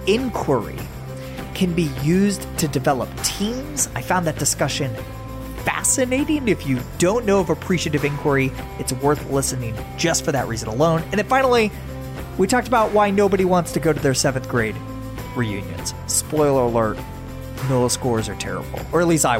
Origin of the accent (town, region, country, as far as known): Tampa, Florida, United States; born or raised there